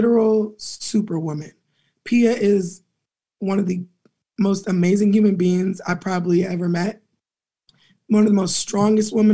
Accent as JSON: {"language": "English", "town": "Pasadena", "region": "California", "country": "United States", "also_born_or_lived": "Inglewood, California", "said": "Being from the West Coast, Los Angeles County, I'm from Pasadena, but I was born in Inglewood and my family is all up and through LA."}